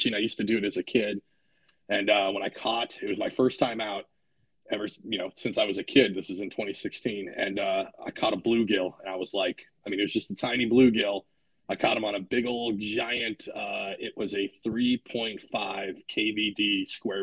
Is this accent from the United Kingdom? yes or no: no; Washington, United States; now in New Jersey, United States; originally I'm from Washington State. So growing up, fishing was a kind of a constant thing I did with my grandfather all the time as a kid